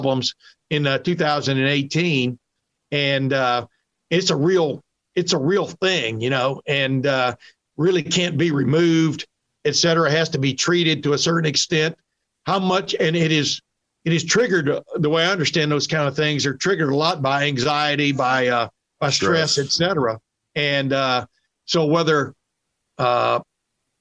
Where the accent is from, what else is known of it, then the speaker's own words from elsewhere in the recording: Lufkin, Texas, United States; moved away; growing up in Texas, I was a sports editor of the Lufkin News way back when